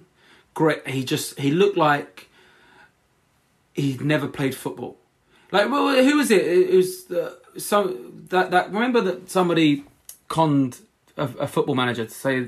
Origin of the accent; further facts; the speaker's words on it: Walthamstow, London, United Kingdom; I grew up in Walthamstow, it was kind of a poorer area, lots of immigrants